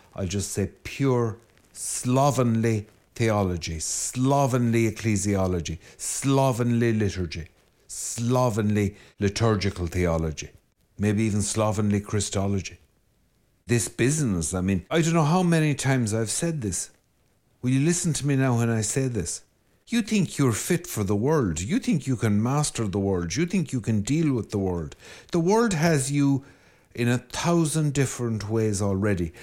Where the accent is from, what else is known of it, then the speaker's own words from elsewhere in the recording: Ireland; I'm Irish